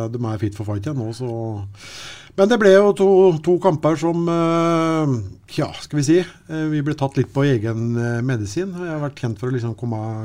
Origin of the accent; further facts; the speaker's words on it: Sarpsborg, Østfold, Norway; vi kom fra Sarpsborg